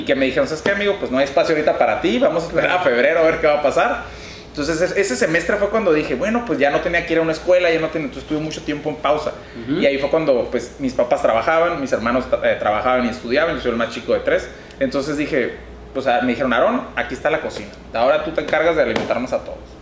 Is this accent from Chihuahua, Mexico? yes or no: no; Mexicali, Baja California, Mexico; also born or lived in Tijuana; Yo aquí de Mexicali, Cachanilla, huevo, este, principalmente, pues, desde que nací me quedé aquí viviendo y estudiando toda, la, eh, toda mi vida